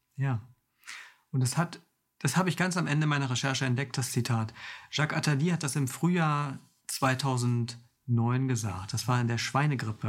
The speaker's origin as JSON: {"language": "German", "region": "Mecklenburg-Vorpommern", "country": "Germany", "said": "ich komme aus Mecklenburg-Vorpommern"}